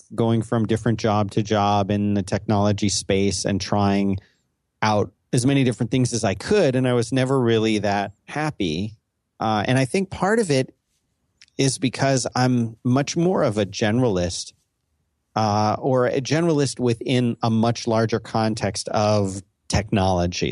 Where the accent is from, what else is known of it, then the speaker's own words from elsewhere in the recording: Northeast, United States; I'm from the Northeast